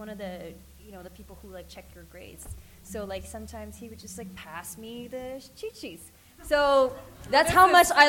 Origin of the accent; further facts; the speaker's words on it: Montreal, Quebec, Canada; moved away; growing up in Montreal, again, I never really saw Asians in general being represented